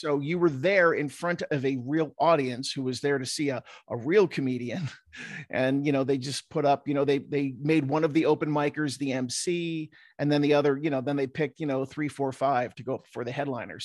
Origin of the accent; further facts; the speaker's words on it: New Jersey, United States; now in Utah, United States; growing up in South Jersey, and every kid I went to high school with was like a cliche of The Sopranos